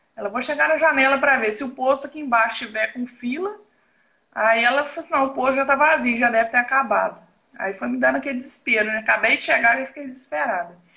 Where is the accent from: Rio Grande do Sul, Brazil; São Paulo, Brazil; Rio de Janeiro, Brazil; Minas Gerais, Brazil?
Minas Gerais, Brazil; A gente puxa mais pro lado de Minas aqui, porque eu sou mineira.